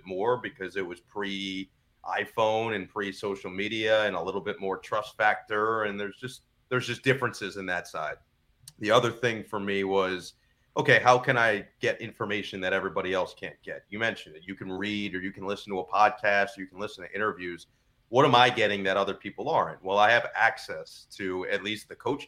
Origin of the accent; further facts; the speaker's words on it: United States; moved away; also born or lived in New Jersey; I'm from the New York area